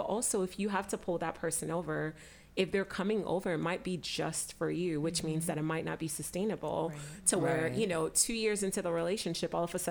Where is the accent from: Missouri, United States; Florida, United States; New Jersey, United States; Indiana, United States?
Florida, United States; Miami; moved away as an adult; I grew up in Miami